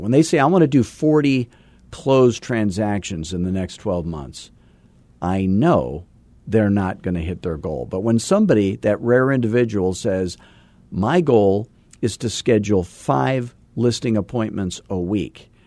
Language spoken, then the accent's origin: English; Scottsdale, Arizona, United States; I am from Scottsdale, Arizona